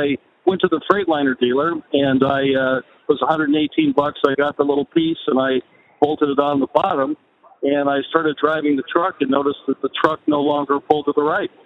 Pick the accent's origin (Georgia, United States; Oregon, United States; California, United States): California, United States; Los Angeles; I'm actually from Los Angeles